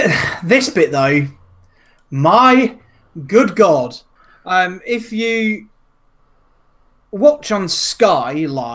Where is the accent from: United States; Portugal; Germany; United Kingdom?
United Kingdom; I'm British.